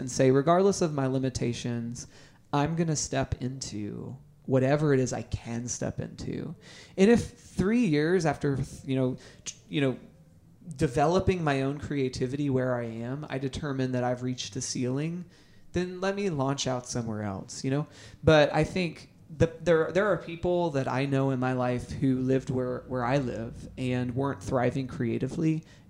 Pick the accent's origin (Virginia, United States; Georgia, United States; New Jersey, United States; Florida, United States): Florida, United States; Orlando; also born or lived in Nashville / Atlanta; Yeah, after high school, I was born in Orlando, but after high school, I actually came to Nashville for a little while.